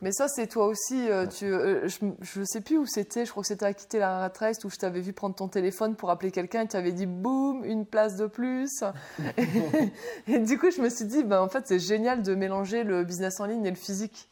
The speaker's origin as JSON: {"language": "French", "town": "Dunkirk", "region": "Hauts-de-France", "country": "France", "moved": "yes", "lives_now": "Lille, France", "said": "je viens de Dunkerque"}